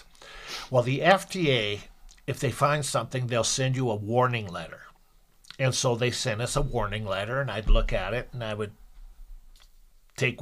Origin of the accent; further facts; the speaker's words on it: Montana, United States; I'm from Montana